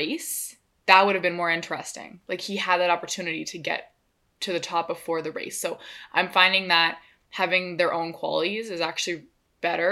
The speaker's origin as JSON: {"language": "English", "country": "Canada", "said": "we're from Canada"}